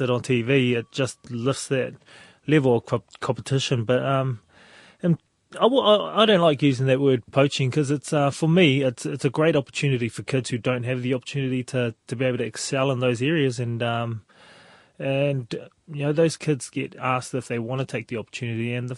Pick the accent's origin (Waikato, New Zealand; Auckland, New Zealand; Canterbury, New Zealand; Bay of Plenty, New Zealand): Auckland, New Zealand; Papakura; Oh, I loved growing up in Papakura